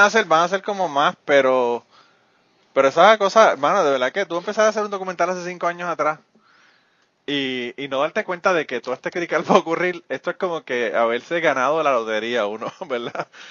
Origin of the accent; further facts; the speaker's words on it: Puerto Rico; moved away; soy de Puerto Rico